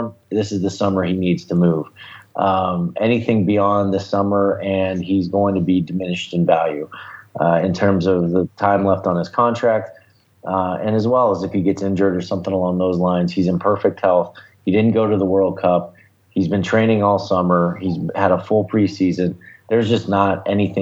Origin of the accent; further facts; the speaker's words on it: Pennsylvania, United States; I'm from Pennsylvania.